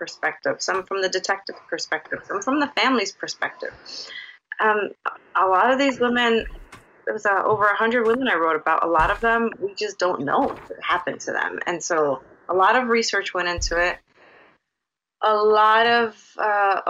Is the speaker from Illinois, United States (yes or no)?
yes; Chicago, Illinois, United States; also born or lived in Puerto Rico; I grew up here. I'm from Chicago